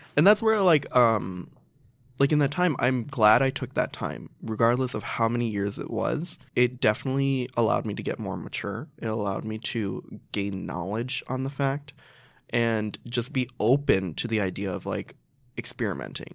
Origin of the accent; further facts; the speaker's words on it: Chicago, Illinois, United States; I grew up in Chicago. I've lived there ever since.